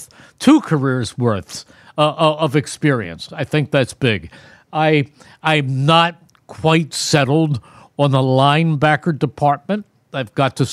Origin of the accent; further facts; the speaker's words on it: Philadelphia, Pennsylvania, United States; I grew up in Philadelphia